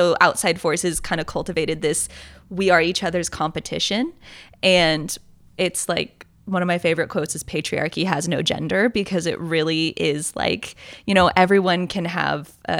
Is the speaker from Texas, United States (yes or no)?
no; Bay Area, California, United States; I'm from Bay Area, California